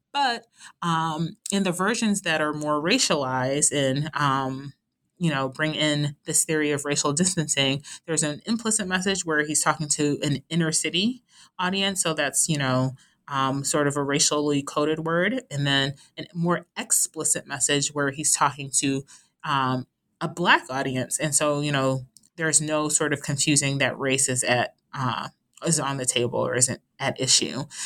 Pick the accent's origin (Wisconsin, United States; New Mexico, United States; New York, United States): New York, United States; New York City; I am originally from Brooklyn, New York